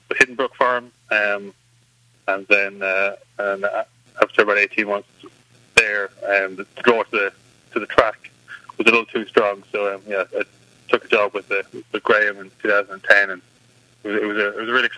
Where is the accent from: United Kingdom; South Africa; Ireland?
Ireland; moved away as an adult; now in United States; Growing up in Ireland, there's obviously it's a much more kind of rural setting, so there was always horses around, I grew up show jumping and hunting